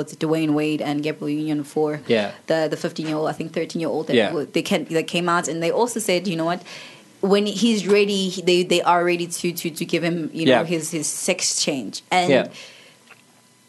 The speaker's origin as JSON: {"language": "English", "region": "Mpumalanga", "country": "South Africa", "moved": "yes", "lives_now": "Johannesburg, South Africa", "said": "I'm from Mpumalanga. My grandmother's there."}